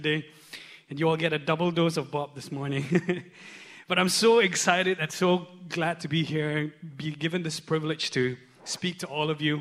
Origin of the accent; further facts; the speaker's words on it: Shillong, Meghalaya, India; now in Singapore; back in my hometown in Shillong